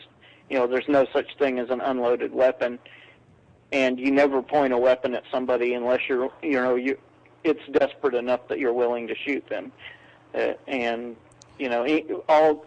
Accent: Texas, United States; I'm from Texas

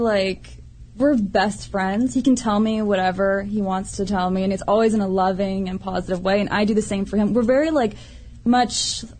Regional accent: Tallahassee, Florida, United States; I grew up in Tallahassee, Florida, but Florida.

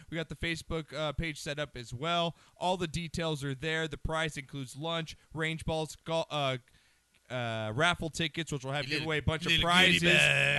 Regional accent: Santa Monica, California, United States; I'm not from Malibu. I'm from Santa Monica.

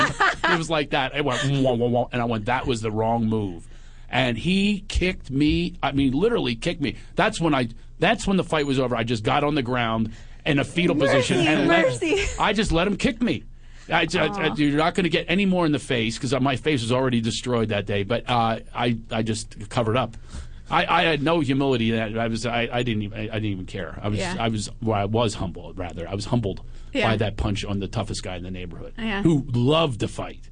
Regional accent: Philadelphia, Pennsylvania, United States; moved away; also born or lived in West Hollywood; I'm from Philly

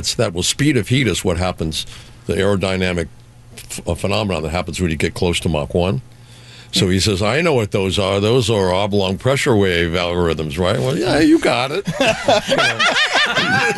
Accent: Mexico City, Mexico; moved away; I grew up in Mexico City

